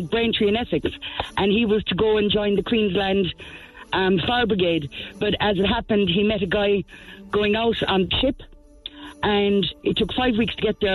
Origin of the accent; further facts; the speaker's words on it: Saleen, Munster, Ireland; I'm from Saline down near Middleton.